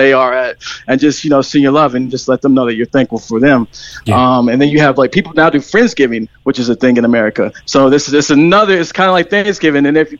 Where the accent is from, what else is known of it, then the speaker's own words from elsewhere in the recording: St. Louis, Missouri, United States; accent: American; moved away as an adult; also born or lived in Knoxville, Tennessee / San Francisco, California; now in Cork, Ireland; I'm originally from Knoxville, Tennessee, raised in St. Louis, Missouri, and just moved from San Francisco. So I have family all over the country.